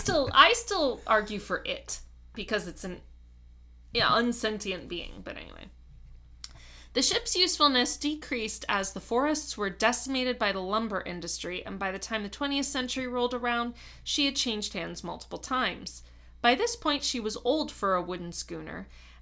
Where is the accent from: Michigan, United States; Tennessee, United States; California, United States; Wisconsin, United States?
Michigan, United States; For those at least vaguely familiar with my home state, Manistee is a four-hour drive northwest from Detroit.